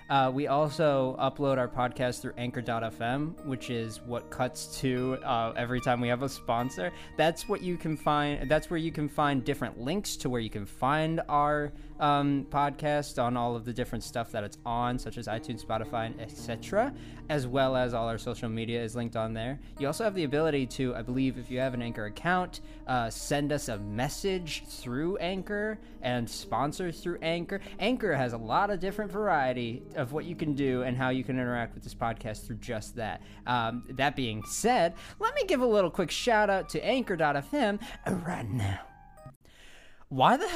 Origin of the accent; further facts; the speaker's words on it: Italy; English is a second language; I'm from Italy. We got more hair, you know.